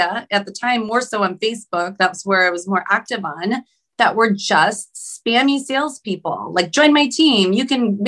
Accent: Cleveland, Ohio, United States; moved away as an adult; also born or lived in Sacramento area, California; now in Sacramento, United States; I'm from Cleveland, Ohio, went in the military, and I landed in the Sacramento area in California.

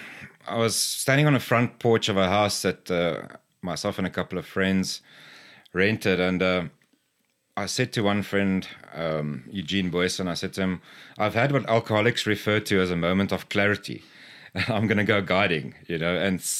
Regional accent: Cape Province, South Africa; So I was born and raised in South Africa, in the Cape Province from an early age, and then kind of moved around.

